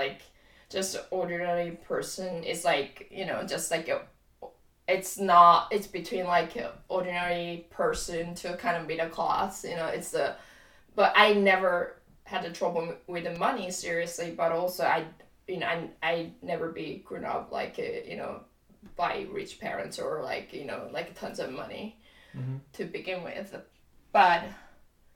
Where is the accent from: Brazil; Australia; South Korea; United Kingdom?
South Korea; now in Maine, United States; I'm from Korea